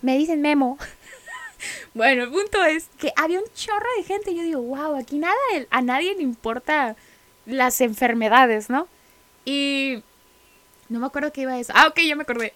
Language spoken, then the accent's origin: Spanish; Mexicali, Baja California, Mexico; somos de aquí, somos de Mexicali, Baja California, la ciudad del sol